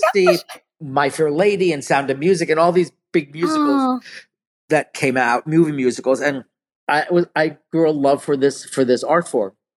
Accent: New York City, New York, United States; also born or lived in Connecticut; I was from New York and then we moved to Connecticut and then my mom um, we struggled financially we we were really poor and my we ended up moving back to uh, Brooklyn

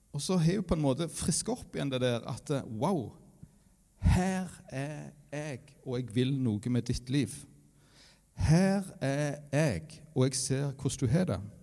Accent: Varhaug, Rogaland, Norway; jeg kommer fra Varhaug

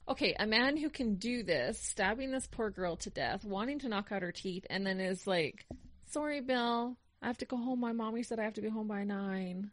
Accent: Canada; Being a Canadian, living through those years

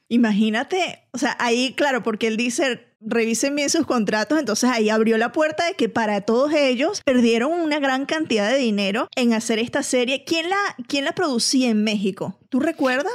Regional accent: Venezuela; yo soy venezolana

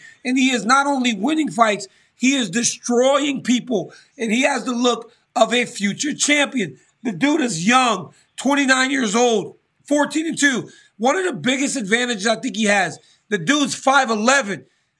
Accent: Lafayette, Louisiana, United States; the community that him and I grew up in Lafayette, Louisiana.

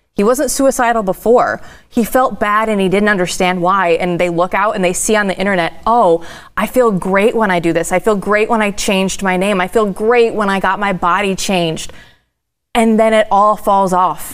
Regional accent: Iowa, United States; moved away; I'm originally from Iowa

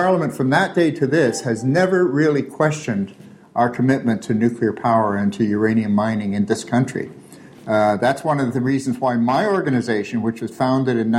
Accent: Toronto, Ontario, Canada; I grew up here in Toronto

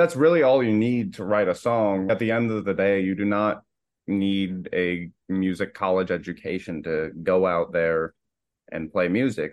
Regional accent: Naples, Florida, United States; moved away as an adult; now in Boston, United States; I'm from Naples, Florida, and I lived there pretty much all my life up till eighteen

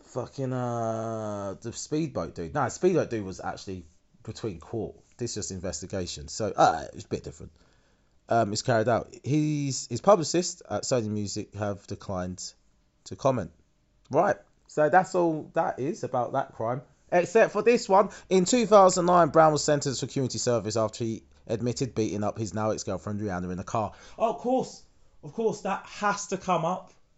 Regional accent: United Kingdom; being British

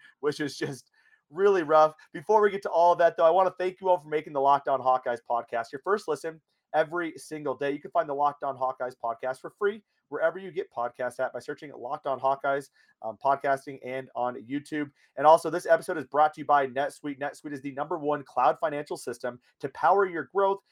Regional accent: Iowa, United States; now in Denver, United States; I'm from Iowa

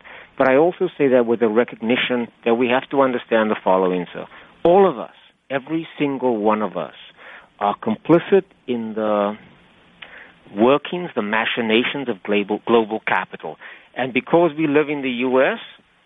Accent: Cape Town, Western Cape, South Africa; moved away as an adult; now in United States; I grew up in Cape Town, South Africa, and I played actively as a boy and as a young man

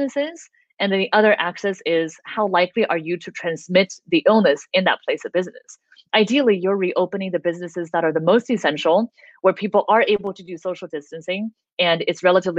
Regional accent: United States; an American citizen

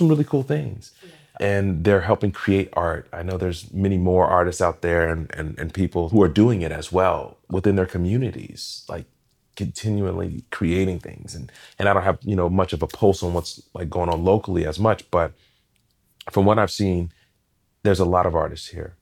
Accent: Portland, Oregon, United States; Growing up in Portland

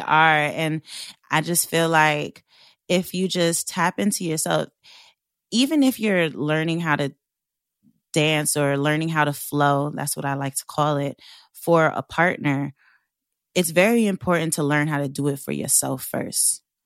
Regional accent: Long Island, New York, United States; I am from Long Island, and I grew up in a white neighborhood.

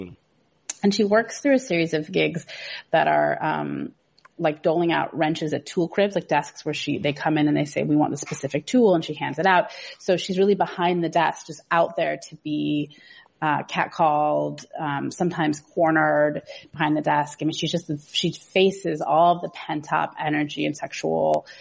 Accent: Seattle, Washington, United States; I'm from Seattle

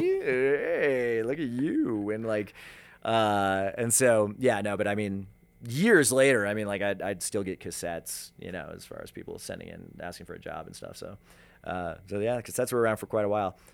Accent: Denver, Colorado, United States; Denver being my hometown

